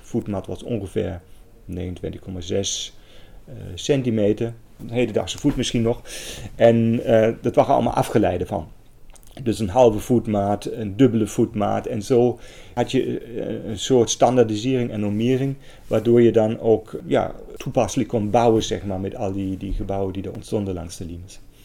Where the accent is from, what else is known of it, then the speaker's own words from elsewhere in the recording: Germany; accent: German; Dutch is a second language; moved away as an adult; now in Netherlands; Ik kom uit Duitsland. Dat hoort mij misschien ook aan mijn accent.